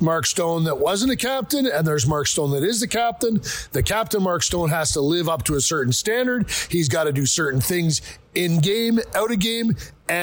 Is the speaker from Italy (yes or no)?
no; Canada; I am Canadian and always will be